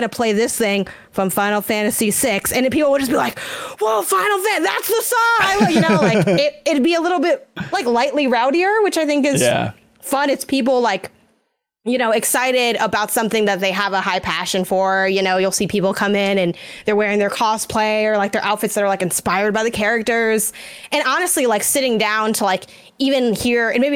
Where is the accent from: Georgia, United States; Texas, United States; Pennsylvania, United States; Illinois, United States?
Illinois, United States; Chicago; I'm from Chicago